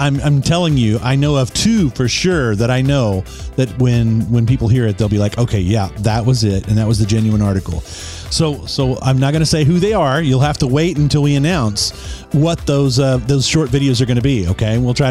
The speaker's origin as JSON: {"language": "English", "region": "Southwest Kansas", "country": "United States", "tie": "born or raised there", "also_born_or_lived": "Topeka, Kansas", "moved": "yes", "said": "I grew up in Western Kansas, Southwest Kansas, actually."}